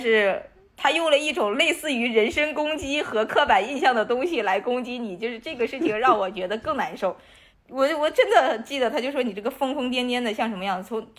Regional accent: Northeast China, China; 那个时候我作为一个东北人

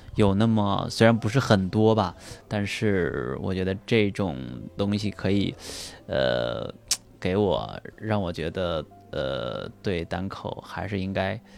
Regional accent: Anhui, China; now in Beijing, China; 我就回到老家，我的老家家安徽

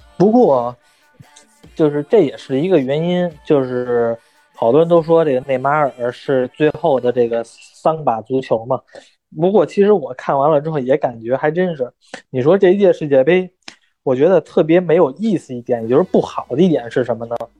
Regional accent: China; 还是说我们中国人也好

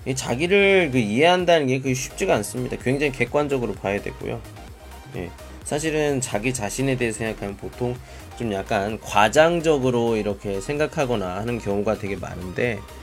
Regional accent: South Korea; now in Qingdao, China; 저도 한국으로 돌아갈 때

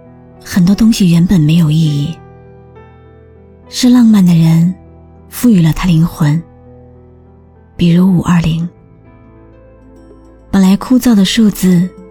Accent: China; 藏着独属于我们中国人的浪漫。

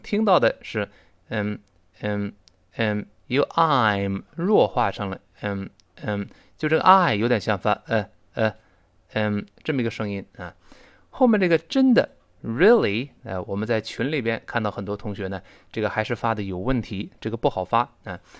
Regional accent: China; 我们中国人说话也是这个语气嘛

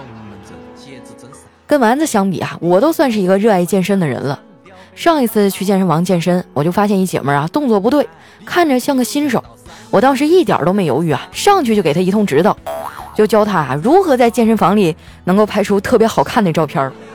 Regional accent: Northeast China, China; moved away; 对我家乡的思念

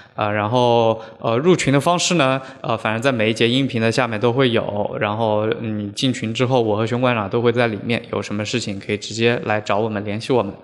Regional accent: Huzhou, Zhejiang, China; also born or lived in Hangzhou / Shanghai; now in Beijing, China; 像我的家乡浙江湖州就是一个嗯。书画之乡

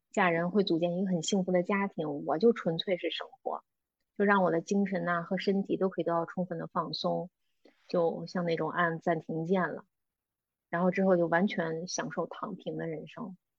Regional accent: Beijing, China; moved away as an adult; now in Greece; 我是土生土长的北京人，在北京工作了八年

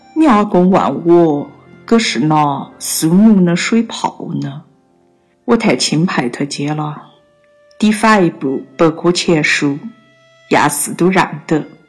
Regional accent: Kunming, Yunnan, China; accent: Kunming dialect; 在我们方言上，“南国”意思是有些男士呢 gender 啊

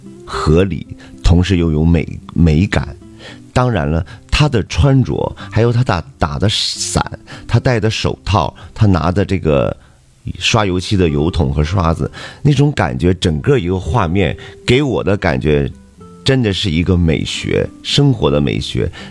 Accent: Dalian, Liaoning, China; 呃，我作为咱们大连人，作为东道主吧，呃，也是做了一场压轴的大秀。

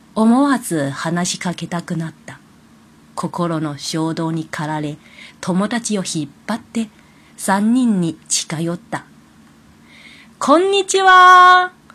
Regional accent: China; Japanese is a second language; now in Kobe, Japan; 私はもともと中国人なので、中国語はできる

